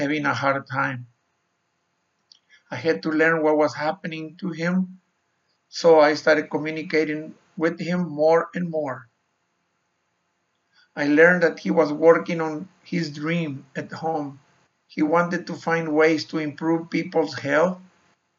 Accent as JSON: {"language": "English", "country": "Mexico", "tie": "born or raised there", "also_born_or_lived": "Sonora, Mexico / Arizona, United States", "moved": "as an adult", "said": "I was born and raised in Mexico."}